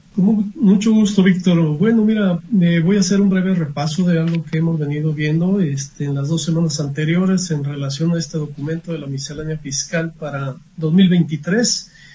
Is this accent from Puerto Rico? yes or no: no; Mexico; como buenos mexicanos